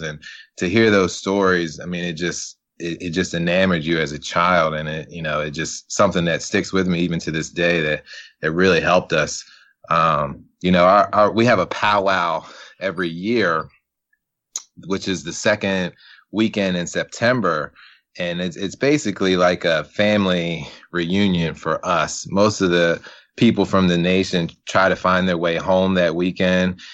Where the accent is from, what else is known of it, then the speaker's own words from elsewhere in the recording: Salisbury, Maryland, United States; now in Columbia, Maryland, United States; I'm originally from, born and raised in Salisbury, Maryland